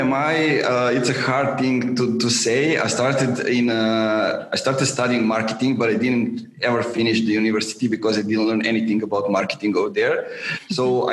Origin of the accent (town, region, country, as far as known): Serbia; born or raised there